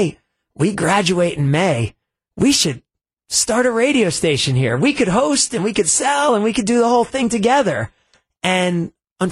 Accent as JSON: {"language": "English", "region": "New Jersey", "country": "United States", "tie": "born or raised there", "also_born_or_lived": "Philadelphia", "moved": "yes", "lives_now": "Milwaukee, United States", "said": "growing up in New Jersey"}